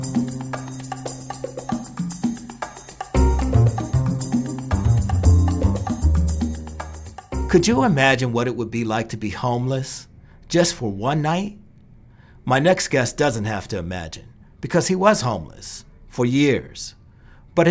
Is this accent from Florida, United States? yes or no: no; Cleveland, Ohio, United States; moved away